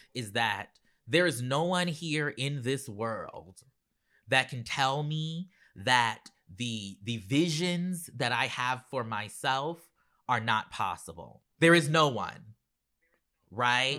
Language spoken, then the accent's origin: English; Charleston, South Carolina, United States; moved away; I grew up in Charleston, South Carolina